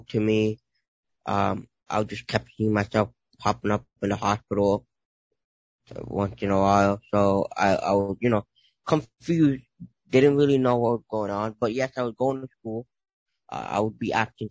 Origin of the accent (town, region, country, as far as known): New York City, New York, United States; born or raised there